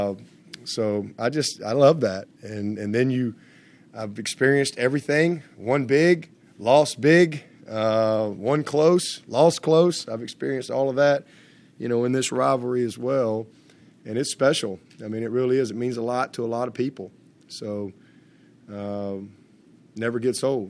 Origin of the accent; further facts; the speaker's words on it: Alabama, United States; I grew up in Alabama.